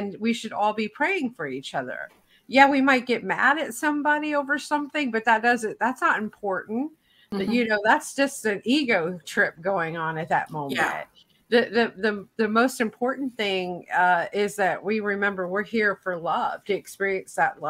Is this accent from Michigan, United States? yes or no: no; Tennessee, United States; I grew up in the South of the United States. And so that's considered the buckle of the Bible Belt area, so to speak, where I in Tennessee